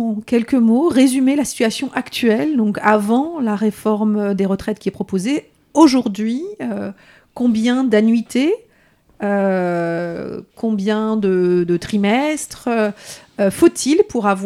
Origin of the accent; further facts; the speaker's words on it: Lyon, Auvergne-Rhône-Alpes, France; Moi, il se trouve que je suis lyonnaise.